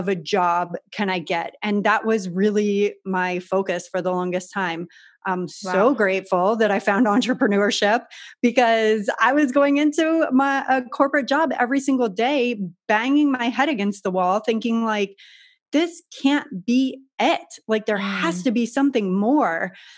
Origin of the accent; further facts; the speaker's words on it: San Diego, California, United States; I grew up in San Diego in Southern California